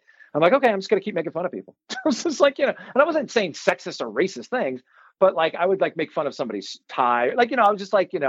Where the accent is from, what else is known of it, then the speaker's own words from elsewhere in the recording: New York City, New York, United States; I'm a wop from Brooklyn too